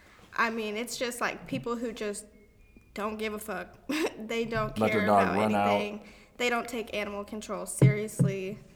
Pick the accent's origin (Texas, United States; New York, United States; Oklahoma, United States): Texas, United States; Forest Hill; Just Forest Hill.